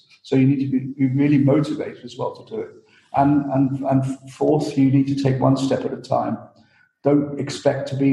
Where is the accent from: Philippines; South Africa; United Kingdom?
United Kingdom; moved away as an adult; also born or lived in Austria / Germany; And I'm not Austrian, I'm British, but luckily I spent some years in Austria and in Germany